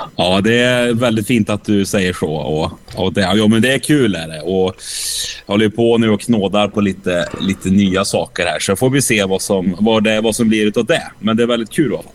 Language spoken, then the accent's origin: Swedish; Åmål, Västra Götaland, Sweden; Åmål, där jag kommer ifrån